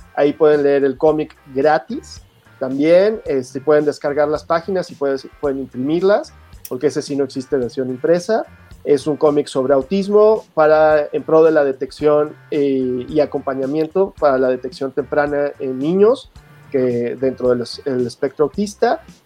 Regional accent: Mexico; pues de México

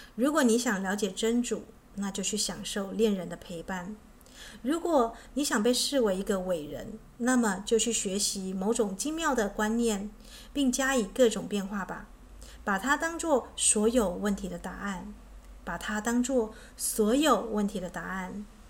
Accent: Taitung, Taitung County, Taiwan; moved away; 我的故乡在台东是这个荒山僻林的地方

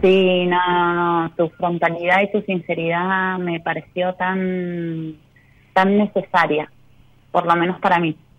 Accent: San Juan, Argentina; Soy de San Juan

